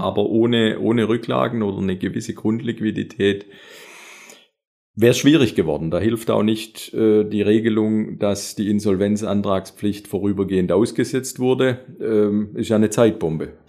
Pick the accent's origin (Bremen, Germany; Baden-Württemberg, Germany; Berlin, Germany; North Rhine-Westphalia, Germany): Baden-Württemberg, Germany; Metzingen; accent: Swabian; moved away as an adult; also born or lived in Konstanz / Radolfzell; Also ich habe tatsächlich schwäbische Wurzel und zwar ganz genau aus Metzingen